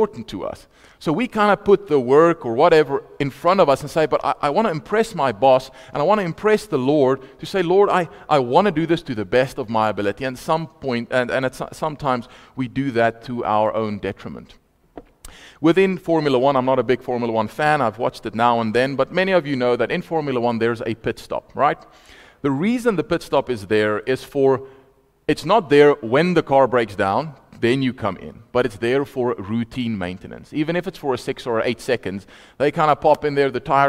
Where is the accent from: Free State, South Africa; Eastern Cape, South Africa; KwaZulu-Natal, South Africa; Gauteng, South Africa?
Free State, South Africa; Vaal Park; moved away; also born or lived in Potchefstroom; I'm from Vaal Park originally